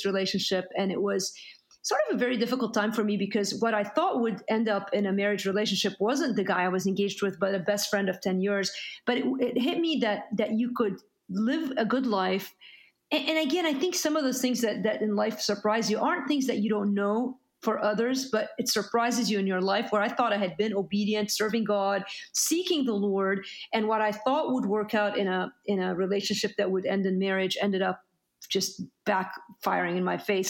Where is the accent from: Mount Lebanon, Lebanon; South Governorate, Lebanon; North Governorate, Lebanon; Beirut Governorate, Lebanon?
Beirut Governorate, Lebanon; Beirut; moved away; I'm Lebanese. I grew up in Beirut, Lebanon.